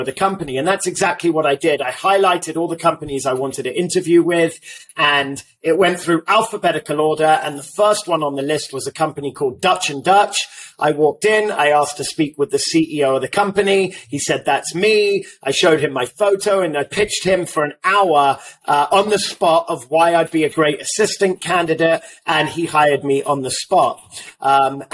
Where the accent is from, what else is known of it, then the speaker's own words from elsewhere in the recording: London, United Kingdom; now in Los Angeles, United States; I am born and raised in London.